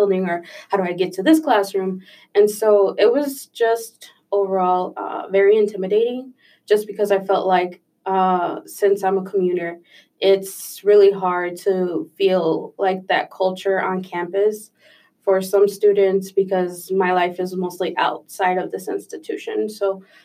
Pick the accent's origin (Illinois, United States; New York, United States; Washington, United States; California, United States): Illinois, United States; Chicago; I was born and raised in Pilsen, which was a predominantly Mexican neighborhood.